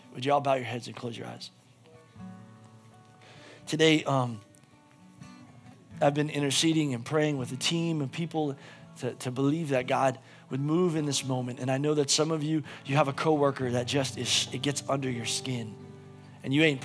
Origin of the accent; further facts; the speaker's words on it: United States; as an American